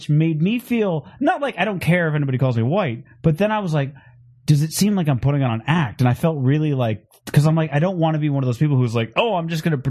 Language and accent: English; Phoenix, Arizona, United States; I'm from Phoenix.